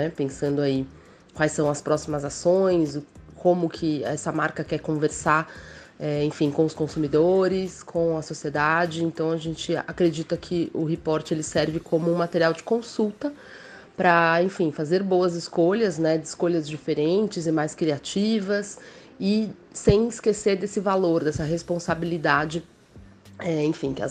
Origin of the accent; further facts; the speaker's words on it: São Paulo, Brazil; eu sou de São Paulo.